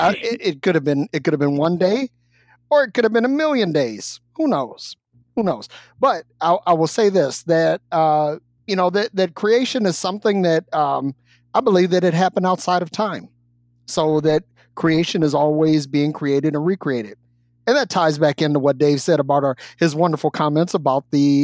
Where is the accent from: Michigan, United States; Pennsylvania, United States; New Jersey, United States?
Michigan, United States; Detroit; I'm from the South Side of Detroit